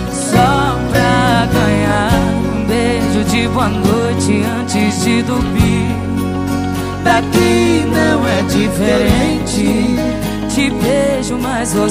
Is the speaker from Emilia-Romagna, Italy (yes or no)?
yes; Parma, Emilia-Romagna, Italy; Sou de Parma, Itália